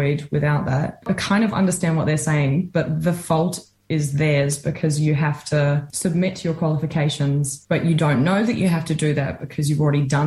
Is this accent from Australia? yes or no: yes; Australia; also born or lived in Dunedin, New Zealand; now in Wellington, New Zealand; I'm from Australia